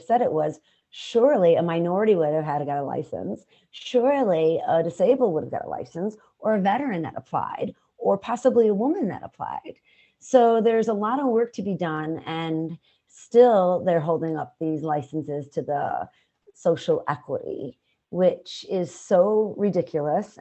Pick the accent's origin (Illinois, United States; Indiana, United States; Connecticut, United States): Illinois, United States; Chicago; where I grew up in the South, west side of Chicago